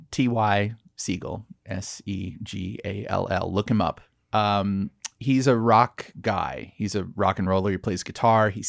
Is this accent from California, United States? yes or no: yes; Laguna Beach, California, United States; also born or lived in Dana Point; Yeah, I'm from Laguna, Dana Point.